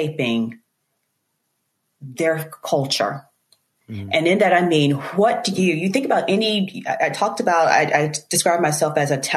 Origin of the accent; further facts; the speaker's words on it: Eastern North Carolina, United States; I grew up in Eastern North Carolina. I'm a farm girl from Eastern North Carolina.